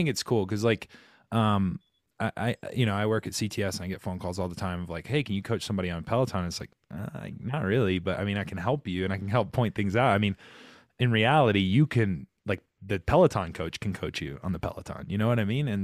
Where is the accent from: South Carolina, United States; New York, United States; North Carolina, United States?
South Carolina, United States; Rock Hill; I'm from Rock Hill, South Carolina, born and bred.